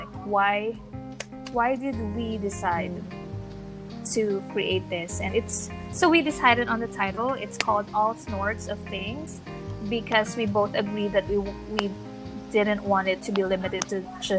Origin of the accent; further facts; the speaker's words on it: Manila, Metro Manila, Philippines; I am from the Philippines, from Manila, Philippines.